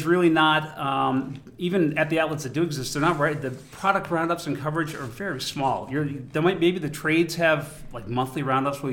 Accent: Boston, Massachusetts, United States; being a Bostonian and a native of the Commonwealth, we have a long history here

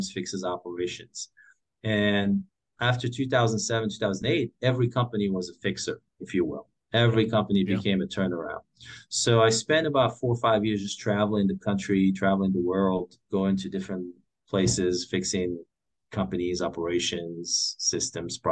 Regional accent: Morocco; moved away as an adult; also born or lived in Paris / Brussels / China; now in Oahu, United States; So I'm originally from Morocco. I grew up there.

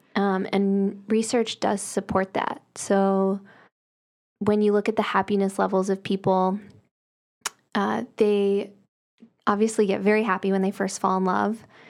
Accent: the South, United States; I'm from the South

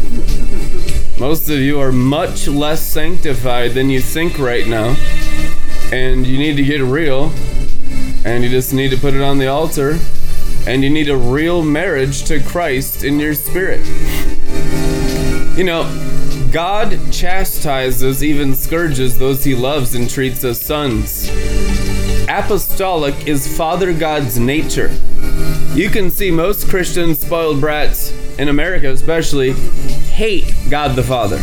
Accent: United States; an American boy

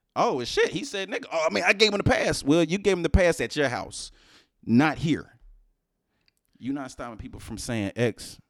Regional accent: Houston, Texas, United States; now in New Jersey, United States; I'm from Houston, I'm from H-Town

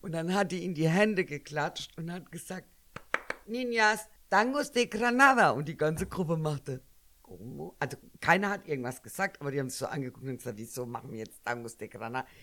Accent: Germany; ich bin ja eigentlich Deutsche.

